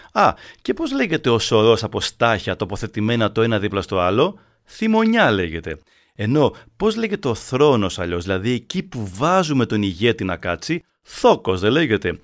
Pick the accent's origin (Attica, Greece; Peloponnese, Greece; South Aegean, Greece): Peloponnese, Greece; Arcadia; Στο χωριό μου στην Αρκαδία